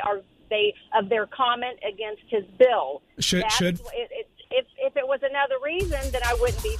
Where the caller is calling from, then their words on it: Jacksonville, Florida, United States; From Jacksonville.